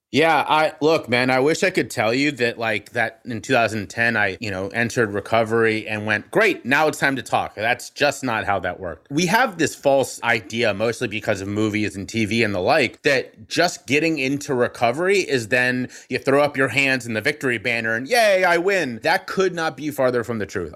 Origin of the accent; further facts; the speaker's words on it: Cincinnati, Ohio, United States; my hometown of Cincinnati, Ohio